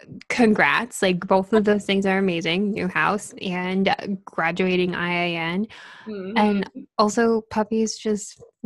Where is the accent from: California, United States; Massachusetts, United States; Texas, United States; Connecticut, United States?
Connecticut, United States; moved away as an adult; And then when I transferred, I moved from Connecticut to Boston, and it was like this whole new experience in a city